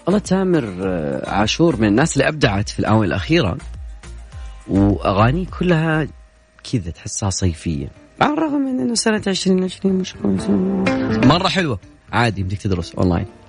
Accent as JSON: {"language": "Arabic", "country": "Saudi Arabia", "said": "عندنا بالسعوديه"}